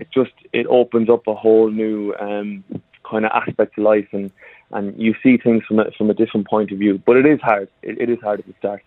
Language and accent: English; Ireland; moved away; I come from Ireland originally, and even back in Ireland